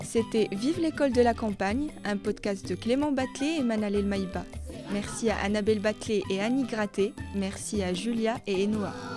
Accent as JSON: {"language": "French", "town": "Salé", "region": "Rabat-Salé-Kénitra", "country": "Morocco", "tie": "born or raised there", "moved": "yes", "said": "J'ai grandi à Salé, à 5 km de la capitale"}